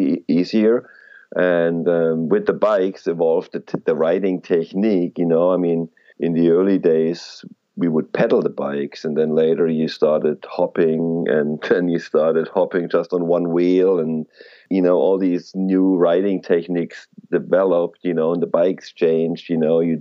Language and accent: English; Germany; now in Los Angeles, United States; We had a motorcycle trials club in my hometown in Germany, where I grew up